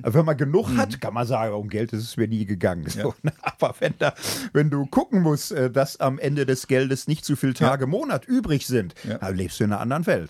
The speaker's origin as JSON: {"language": "German", "town": "Gelsenkirchen", "region": "North Rhine-Westphalia", "country": "Germany", "tie": "born or raised there", "said": "ich komme aus Gilsenkirchen, bin da in einem Hochhaus groß geworden"}